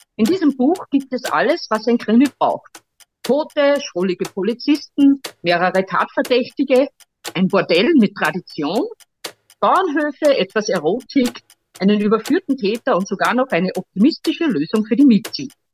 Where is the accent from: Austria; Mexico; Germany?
Austria; Steyr, Upper Austria; ich komme aus Steyr, Oberösterreich